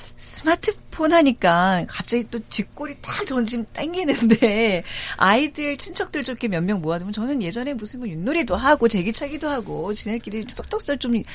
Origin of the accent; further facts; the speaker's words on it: Seoul, South Korea; 자라나기를 다 서울에서 자라서